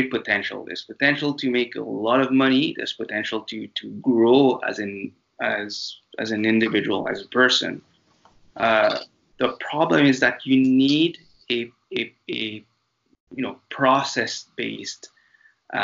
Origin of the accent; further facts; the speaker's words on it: France; accent: French intonations; English is a second language; moved away as an adult; also born or lived in Mauritius; now in Canada; this little accent of mine that you'll hear throughout this podcast is because I was raised in France. I'm originally from a tiny tropical island called Mauritius